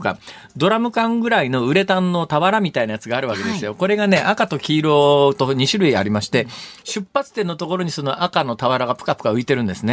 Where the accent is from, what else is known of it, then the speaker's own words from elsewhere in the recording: Irumagawa, Saitama, Japan; also born or lived in Tottori Prefecture; now in Osaka, Japan; 私のだから生まれ育ったのは、生まれたのは鳥取県ですけども、育った埼玉県の入間川の七夕も